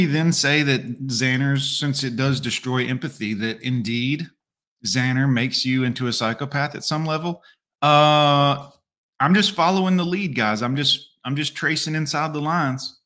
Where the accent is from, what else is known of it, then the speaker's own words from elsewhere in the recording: Fort Lauderdale, Florida, United States; the pet store I grew up working at in Fort Lauderdale, Florida